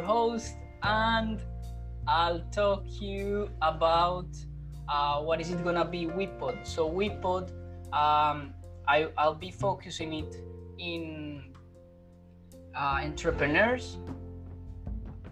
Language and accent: English; Colombia; English is a second language; moved away as an adult; now in Melbourne, Australia; I come from Colombia. I'm living in Melbourne, Australia at the moment.